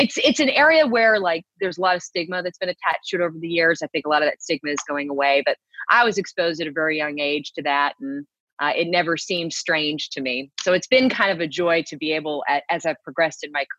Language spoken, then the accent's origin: English; Houston, Texas, United States; moved away; I'm a Texan, born and raised. I was born in Houston